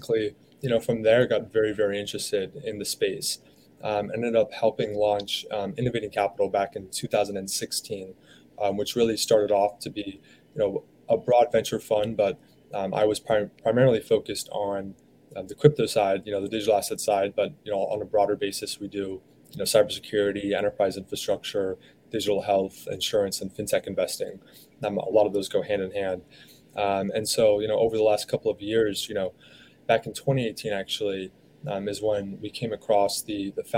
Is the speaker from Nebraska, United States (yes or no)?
no; San Diego, California, United States; also born or lived in Philadelphia; now in New York, United States; I'm actually originally from San Diego